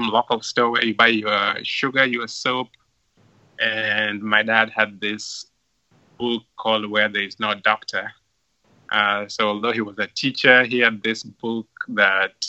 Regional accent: Lwala, Migori County, Kenya; moved away as an adult; now in Cleveland, United States; growing up in Loala

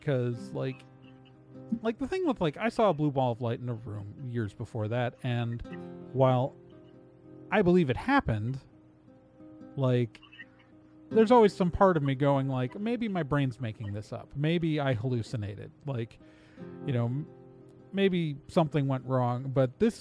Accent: Wauwatosa, Wisconsin, United States; I grew up in mostly in Wauwatosa, Wisconsin. It's a suburb of Milwaukee

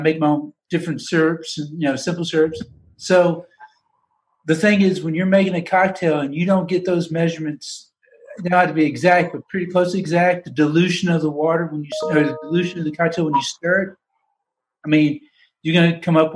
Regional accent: Danville, Kentucky, United States; moved away as an adult; also born or lived in Lexington, Kentucky; now in Atlanta, United States; I'm from Danville, Kentucky

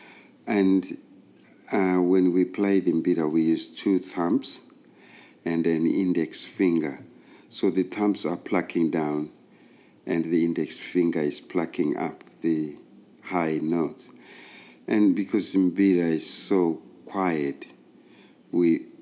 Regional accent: Zimbabwe; I was born in Rhodesia, which was a British colony, basically, and there was an apartheid system. I grew up in what they called reserves

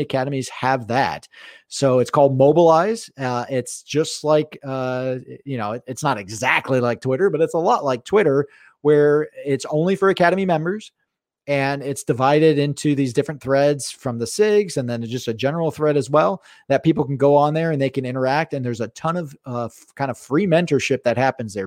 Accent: South Florida, United States; now in Pacific Northwest, United States; I grew up in South Florida

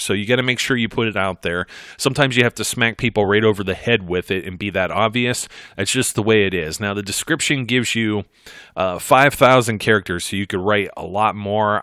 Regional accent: Ohio, United States; I'm from Ohio, folks. We call it pop

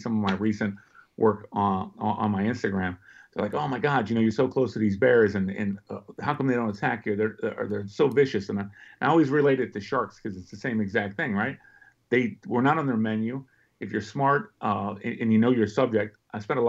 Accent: Pittsburgh, Pennsylvania, United States; now in Northern Virginia, United States; I was born and raised in Pittsburgh

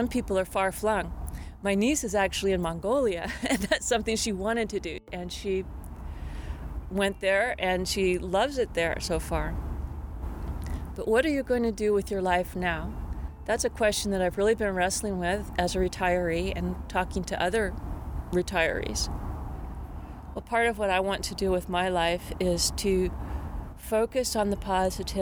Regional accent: Tacoma, Washington, United States; I grew up in Tacoma, Washington, in a small place called Browns Point

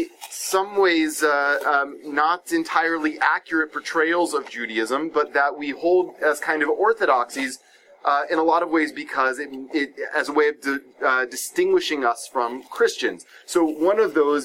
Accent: Atlanta, Georgia, United States; also born or lived in Stone Mountain, Georgia; I grew up in Atlanta, Georgia, which is as they say, part of the Bible Belt

